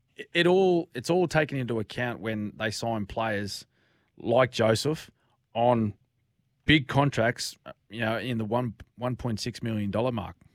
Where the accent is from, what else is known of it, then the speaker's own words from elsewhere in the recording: Queensland, Australia; As a Queenslander